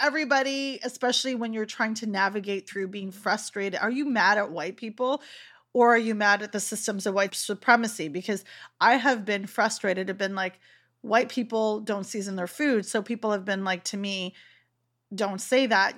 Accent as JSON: {"language": "English", "country": "Canada", "tie": "born or raised there", "said": "I've born and raised in Canada"}